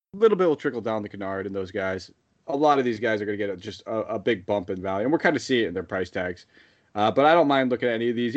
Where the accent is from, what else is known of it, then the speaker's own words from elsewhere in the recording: East Haven, Connecticut, United States; in my hometown